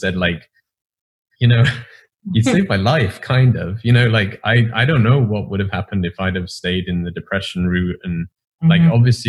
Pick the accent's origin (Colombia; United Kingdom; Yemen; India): United Kingdom; England; as an English person, you live this sheltered life